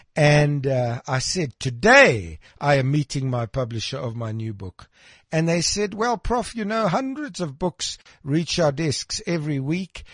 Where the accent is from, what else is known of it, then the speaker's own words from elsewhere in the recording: Krugersdorp, Gauteng, South Africa; I was born in Krugersdorp